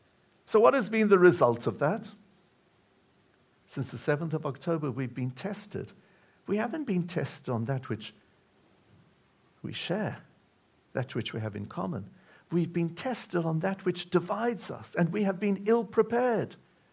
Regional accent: United Kingdom; We connect very strongly to Israel. We're proudly British.

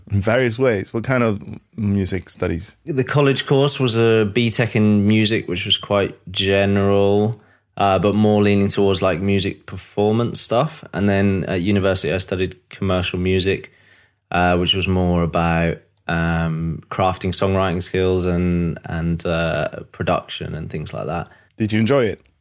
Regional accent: East of England, United Kingdom; now in London, United Kingdom; Uh, Norfolk, England.

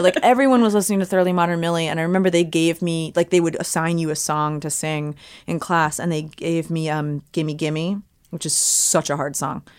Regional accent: Cherry Hill, New Jersey, United States; I grew up in Cherry Hill, New Jersey

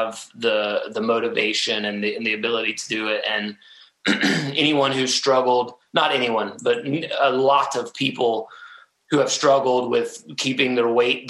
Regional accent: Atlanta, Georgia, United States; I love my home state, and I love, you know, Atlanta. It's a great place to have been born and raised

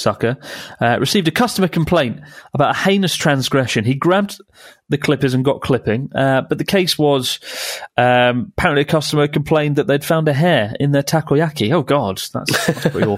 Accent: United Kingdom; moved away; I'm British

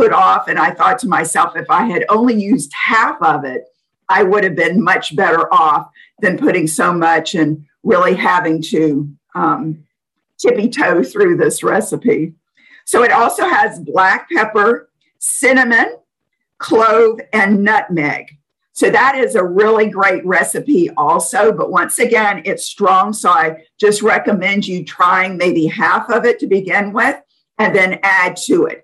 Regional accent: New Orleans, Louisiana, United States; I'm from New Orleans

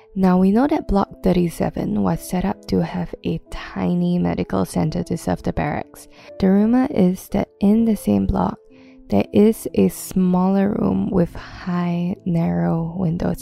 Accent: Singapore; growing up in Singapore

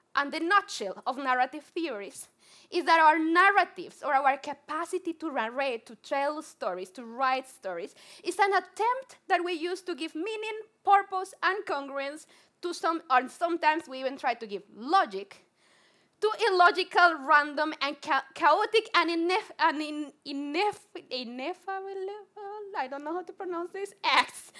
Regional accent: Colombia; accent: Spanglish; English is a second language; I'm super Colombian. If you have not my, heard my Spanglish accent, I'm Colombian

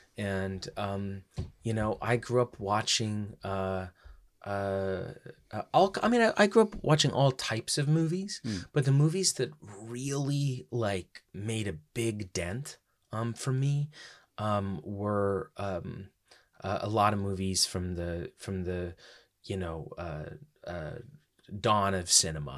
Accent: United States; then I decided to go back home to America

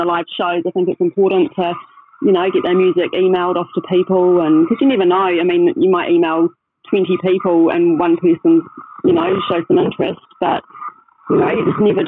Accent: Christchurch, Canterbury, New Zealand; I was born and bred in Christchurch down here

